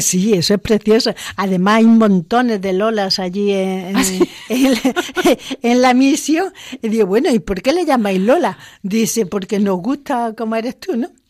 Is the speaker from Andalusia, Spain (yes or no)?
yes; Córdoba, Andalusia, Spain; moved away as an adult; also born or lived in Zimbabwe; no soy madrileña, que soy de Córdoba